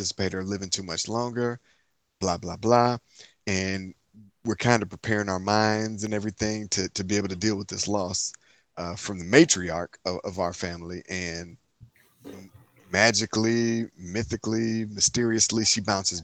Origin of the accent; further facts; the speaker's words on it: Inkster, Michigan, United States; I'm from Inkster, Michigan, city outside of Detroit